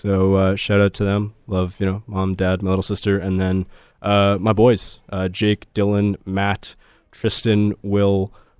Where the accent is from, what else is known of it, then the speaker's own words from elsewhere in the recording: Canada; I was born in Canada.